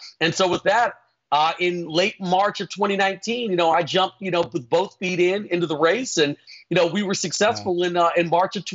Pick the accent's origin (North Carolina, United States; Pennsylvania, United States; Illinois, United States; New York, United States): New York, United States; New York City; moved away as an adult; also born or lived in Atlanta, Georgia; now in Tempe, United States; I primarily grew up in the New York area, in the Bronx